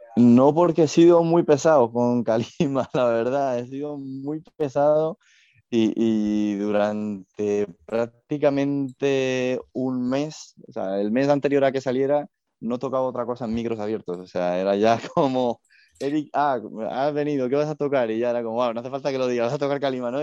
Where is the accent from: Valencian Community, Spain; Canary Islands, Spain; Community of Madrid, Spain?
Community of Madrid, Spain; Madrid; yo soy, yo soy madrileño